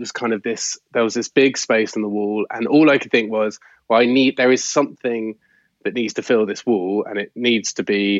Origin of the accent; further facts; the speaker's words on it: Gloucestershire, South West England, United Kingdom; I grew up in Gloucestershire